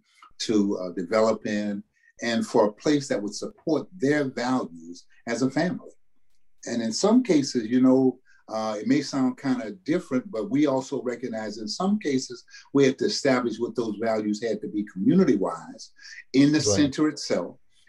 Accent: the South, United States; that expectation that we had growing up in the South, that I had growing up in a … family household

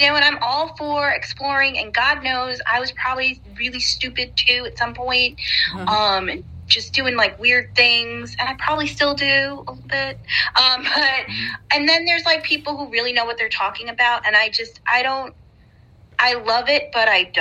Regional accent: New York, United States; I'm from New York

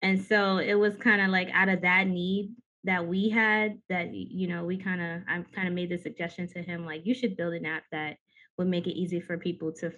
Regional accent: New York City, New York, United States; now in Brooklyn, United States; I'm from the Bronx

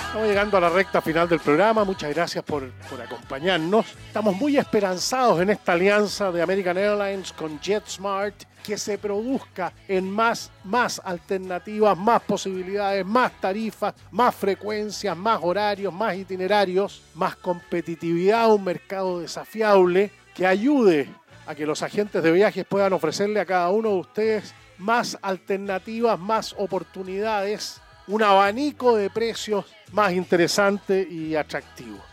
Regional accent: Chile; somos chilenos nosotros

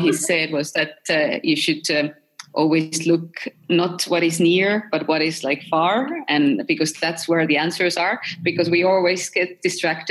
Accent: Estonia; I'm from Estonia

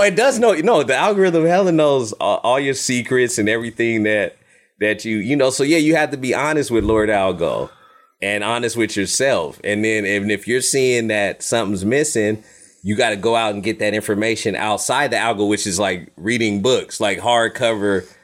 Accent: United States; I'm American

